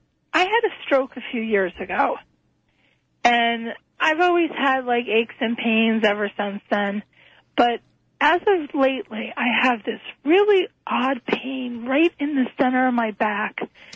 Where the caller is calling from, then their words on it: Essex County, New Jersey, United States; I'm calling from New Jersey.